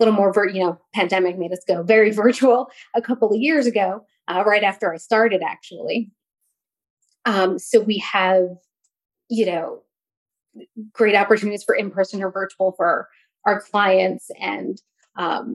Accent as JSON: {"language": "English", "region": "New York", "country": "United States", "tie": "born or raised there", "also_born_or_lived": "North Carolina", "moved": "yes", "lives_now": "Virginia, United States", "said": "I'm currently living in Virginia. I grew up in New York."}